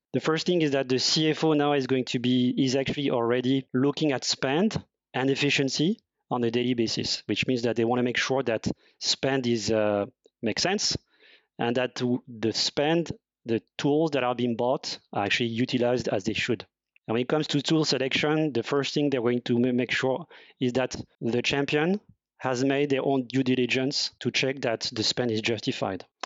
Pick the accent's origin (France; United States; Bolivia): France; moved away as an adult; now in Asia; I'm French. I was born and raised in France in a multicultural family.